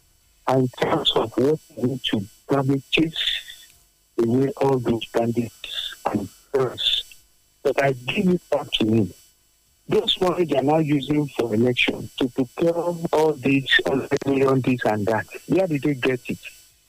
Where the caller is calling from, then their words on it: Abeokuta, Ogun State, Nigeria; I'm … calling from Adokuta.